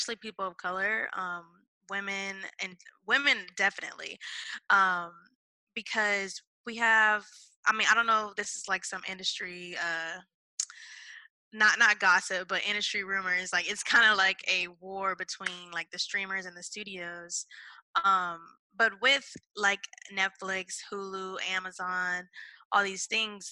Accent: Rialto, California, United States; my hometown, which is Rialto, California

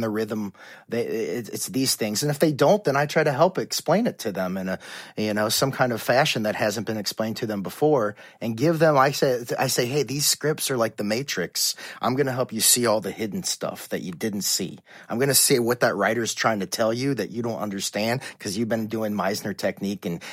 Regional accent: Cincinnati, Ohio, United States; moved away as an adult; also born or lived in Indiana; now in Los Angeles, United States; I was an actor from Cincinnati, Ohio

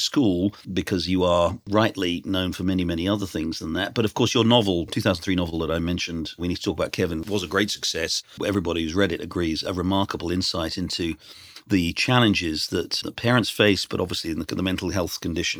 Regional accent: United Kingdom; now in United States; I'm a Brit who now lives in America.

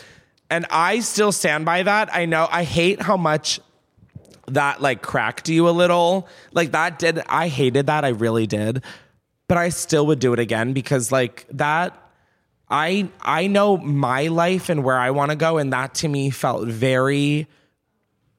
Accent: Delaware, United States; moved away; I'm from Delaware

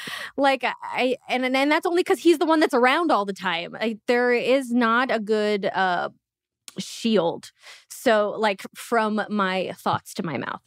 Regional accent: Uzbekistan; moved away; I was born in Uzbekistan

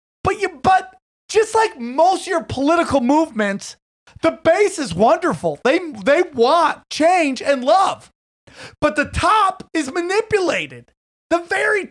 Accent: upstate New York, United States; I was part of one of the greatest breakdancing crews from upstate New York

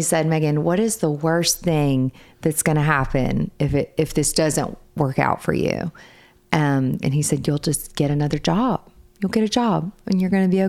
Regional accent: Arkansas, United States; moved away as an adult; also born or lived in Mississippi; now in Charleston, United States; Originally, I am from Arkansas. So that is where all of my family is.

